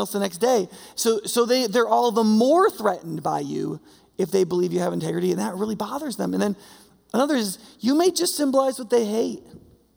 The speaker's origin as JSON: {"language": "English", "region": "New York", "country": "United States", "moved": "yes", "said": "I'm from New York, the snow belt of New York"}